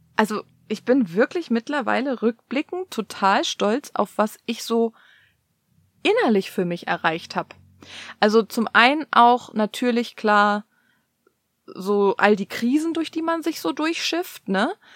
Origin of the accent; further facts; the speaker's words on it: Cologne, North Rhine-Westphalia, Germany; also born or lived in East Germany (GDR); ich bin halt in einer, in einem Kölner Vorort groß geworden